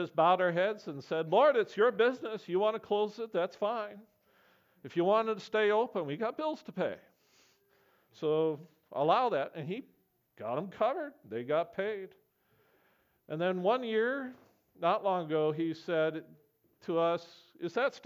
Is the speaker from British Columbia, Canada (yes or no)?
no; Camrose, Alberta, Canada; I grew up amongst farmers in Camrose, Alberta.